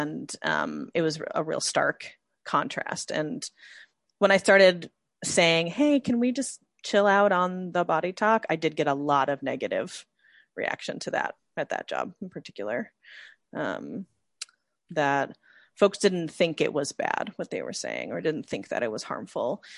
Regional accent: Midwest, United States; growing up in the Midwest, there's also a different kind of femininity

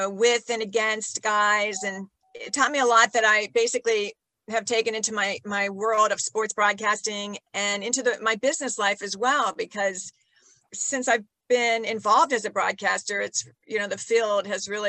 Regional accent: Brecksville, Ohio, United States; I grew up in Ohio. I'm a Midwestern girl, and it was a small town called Brecksville outside of Cleveland

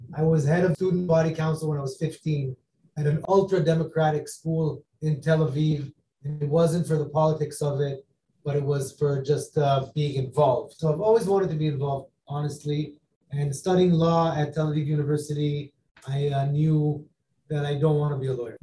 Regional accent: Florida, United States; also born or lived in Israel; now in New York, United States; I grew up in Florida

